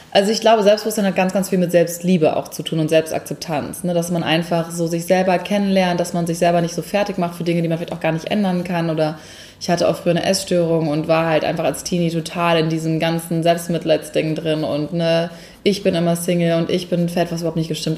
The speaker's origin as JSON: {"language": "German", "region": "Hamburg", "country": "Germany", "also_born_or_lived": "Munich", "moved": "as an adult", "said": "ich komme eigentlich aus Hamburg ursprünglich und ähm, bin 2009 nach meinem Abi für ein Praktikum nach München gezogen"}